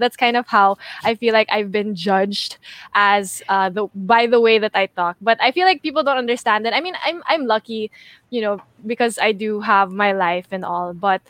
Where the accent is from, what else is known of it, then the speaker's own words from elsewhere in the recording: Philippines; accent: konyo; first language English; I grew up around English and that's why I speak English all the time. Not because I don't want to speak Filipino.